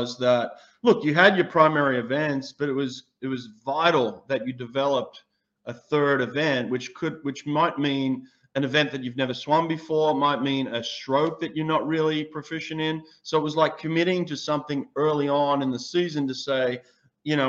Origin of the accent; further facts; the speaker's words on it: Sydney, New South Wales, Australia; moved away; also born or lived in Auburn, Alabama; I'm from Sydney, Australia.